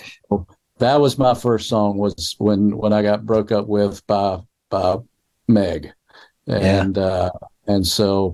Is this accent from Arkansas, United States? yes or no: no; Clinton, Mississippi, United States; also born or lived in Meridian, Mississippi; the high school at Clinton High School, where I was at that time, because I moved from Meridian to Clinton about the time I was three